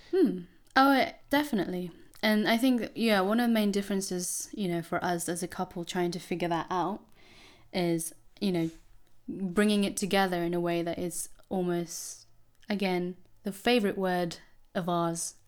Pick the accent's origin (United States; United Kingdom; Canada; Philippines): Philippines; I'm Filipino